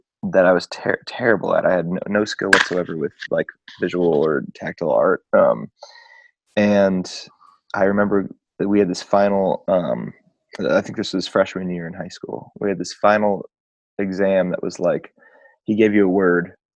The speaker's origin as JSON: {"language": "English", "town": "Detroit", "region": "Michigan", "country": "United States", "tie": "born or raised there", "also_born_or_lived": "Marquette County, Michigan", "said": "I grew up partially in Detroit, mostly in Detroit with my mom."}